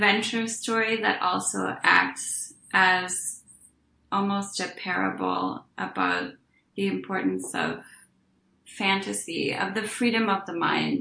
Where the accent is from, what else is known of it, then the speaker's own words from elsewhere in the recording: Oklahoma, United States; I grew up monolingual in Oklahoma